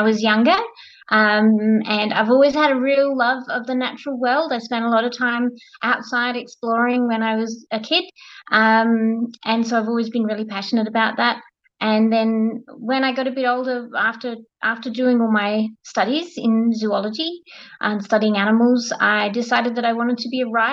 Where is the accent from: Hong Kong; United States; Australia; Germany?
Australia; as an Australian